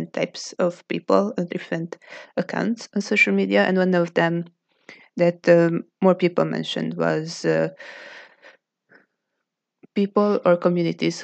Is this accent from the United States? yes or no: no; Hungary; from Hungary